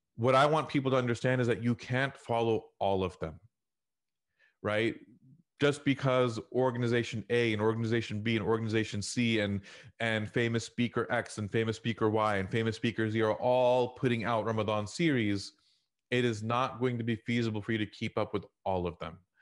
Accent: Houston, Texas, United States; I grew up in Houston in the Al Ajwan era

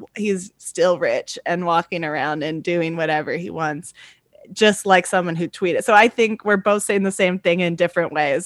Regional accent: Virginia, United States; I'm from Virginia, I'm from the South

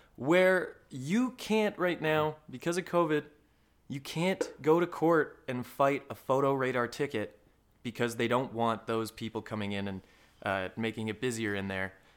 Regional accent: Alberta, Canada; I grew up in Alberta, you know, lived a pretty normal, uh, middle class

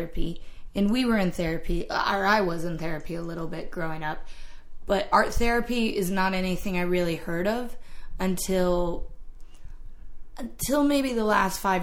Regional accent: Ohio, Indiana area, Midwest, United States; where we grew up in the Ohio, Indiana area

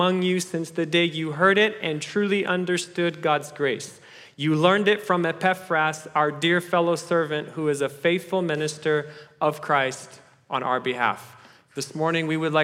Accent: Kenya; moved away; I was born in Kenya, which makes me a bit of an African-American

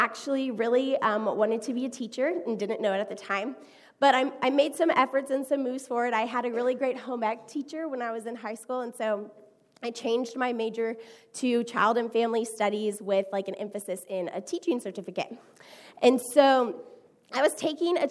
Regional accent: Houston, Texas, United States; I am from Houston, Texas

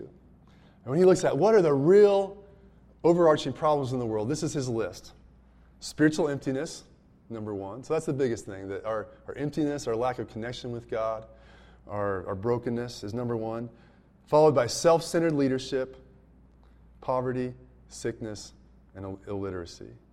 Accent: United States; as an American

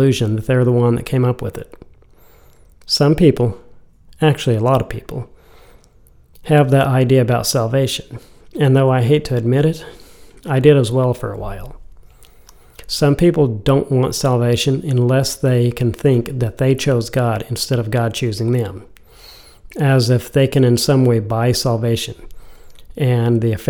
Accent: United States; being an American

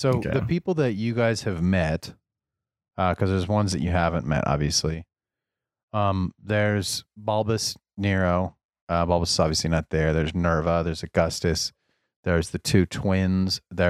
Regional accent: the South, United States; Okay. I'm from the South.

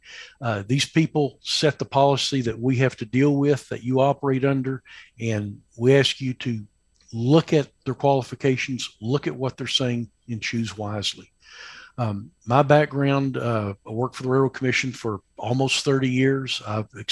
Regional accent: Tyler, Texas, United States; accent: East Texas drawl; moved away as an adult; now in Midland, United States; I grew up in Tyler, Texas, East Texas

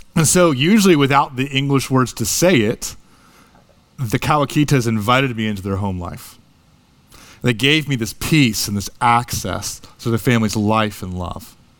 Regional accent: United States; moved away as an adult; also born or lived in Japan; being a big, foreign, American college student

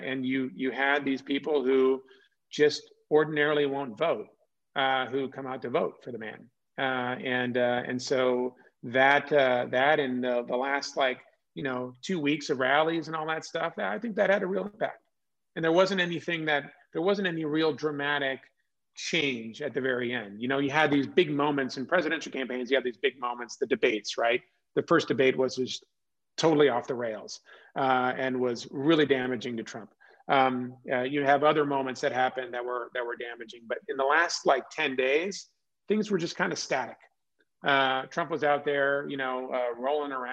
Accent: California, United States; moved away; also born or lived in Oklahoma; I grew up in California

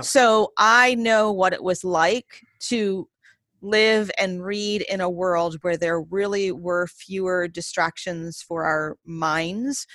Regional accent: Maine, United States; moved away; I was born and raised primarily in the state of Maine

